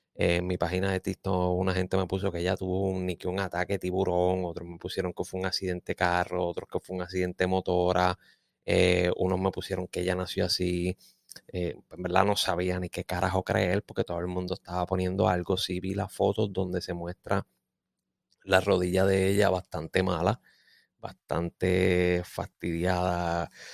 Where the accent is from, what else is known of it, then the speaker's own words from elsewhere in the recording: Puerto Rico; soy boricua